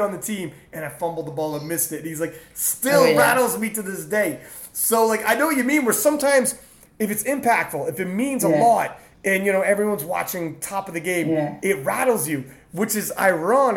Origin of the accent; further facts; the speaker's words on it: Canada; I'm Canadian